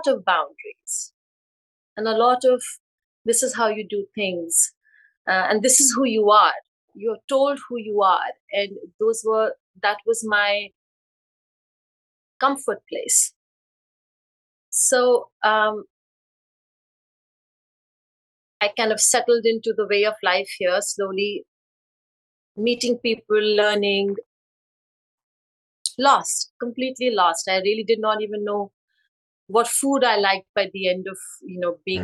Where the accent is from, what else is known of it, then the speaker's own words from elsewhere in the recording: India; moved away as an adult; now in United States; I was born and raised in India